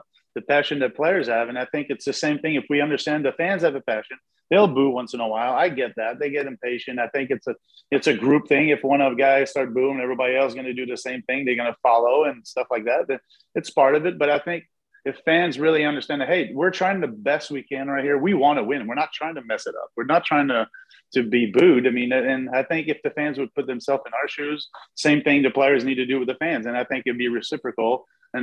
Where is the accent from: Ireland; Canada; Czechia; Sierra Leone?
Canada; Montreal, Quebec; English is a second language; moved away as an adult; also born or lived in Oklahoma; I'm from Montreal